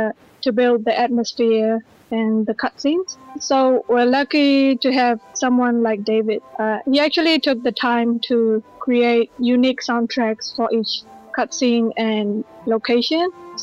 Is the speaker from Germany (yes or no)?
no; Myanmar; Yeah, I'm from Burma as well.